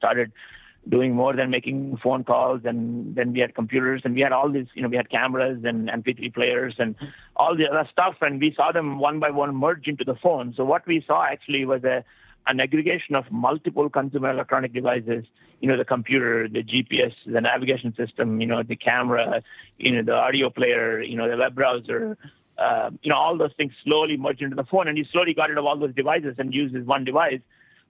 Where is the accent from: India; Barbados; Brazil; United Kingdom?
India; you know, I came from India.